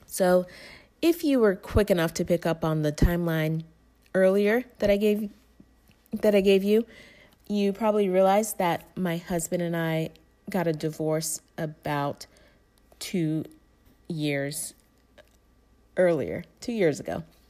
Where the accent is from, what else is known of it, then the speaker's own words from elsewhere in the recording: Tampa, Florida, United States; moved away as an adult; also born or lived in Tallahassee, Florida / Atlanta; I grew up in Tampa, Florida, most of my life.